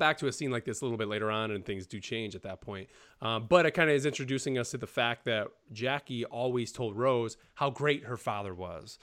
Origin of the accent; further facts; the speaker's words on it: New York, United States; now in North Carolina, United States; I'm from New York, live in North Carolina.